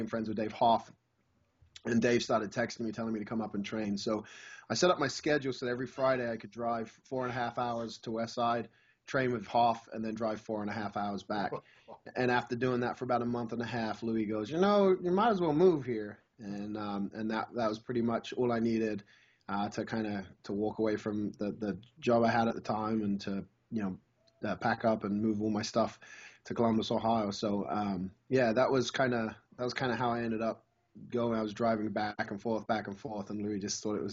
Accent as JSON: {"language": "English", "region": "England", "country": "United Kingdom", "tie": "born or raised there", "moved": "yes", "lives_now": "United States", "said": "I grew up in England"}